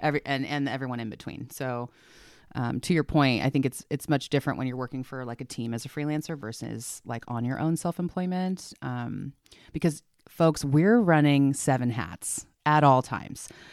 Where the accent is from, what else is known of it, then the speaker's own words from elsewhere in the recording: San Diego, California, United States; moved away as an adult; now in Oregon, United States; I'm from San Diego